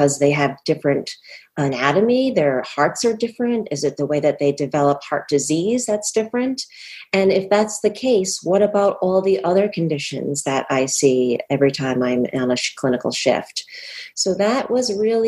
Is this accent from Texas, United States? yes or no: no; Rhode Island, United States; also born or lived in Boston; I was born and raised in Rhode Island